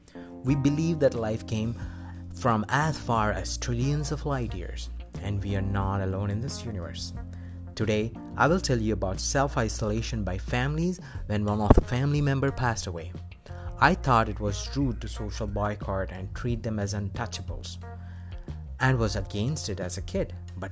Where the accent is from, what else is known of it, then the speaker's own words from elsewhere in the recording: East India, India; I'm from East India.